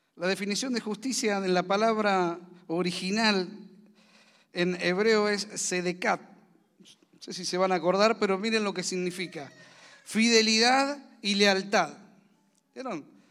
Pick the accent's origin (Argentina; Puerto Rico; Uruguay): Argentina; also born or lived in Zárate; somos argentinos, vivimos en Zárate